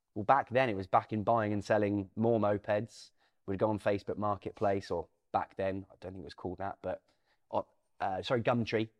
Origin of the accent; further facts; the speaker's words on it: Norwich, East of England, United Kingdom; also born or lived in Thorpe St Andrew; I'm from Norwich